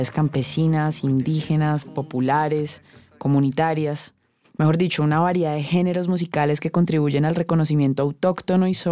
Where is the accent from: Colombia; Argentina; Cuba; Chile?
Colombia; Porque es que los Andes es parte fundamental de nuestra identidad como colombianos y como suramericanos.